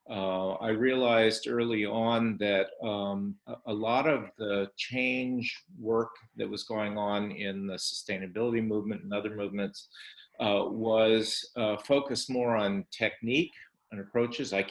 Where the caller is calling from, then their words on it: Berlin, Germany; I'm participating tonight from Berlin, Germany